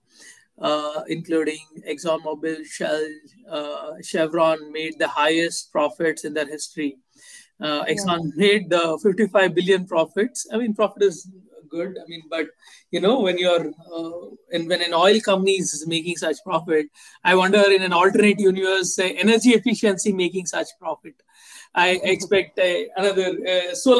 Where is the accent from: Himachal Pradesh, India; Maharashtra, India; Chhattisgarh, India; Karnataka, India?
Karnataka, India; Bangalore; I grew up in Bangalore. I did most of my education here.